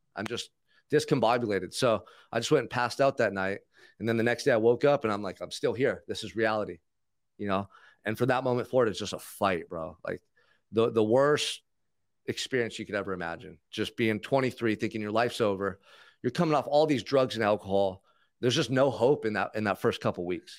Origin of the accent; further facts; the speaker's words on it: Santa Barbara, California, United States; grew up in Santa Barbara, so Isla Vista College was out across the freeway from where I grew up